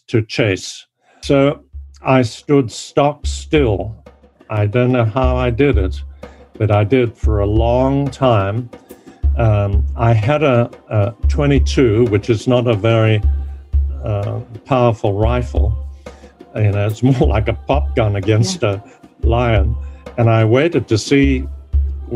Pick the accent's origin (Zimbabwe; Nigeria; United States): Zimbabwe; moved away as an adult; also born or lived in Bulawayo / Cape Town, South Africa / United Kingdom; when I was growing up in Rhodesia during this time, there was no question that I would have to leave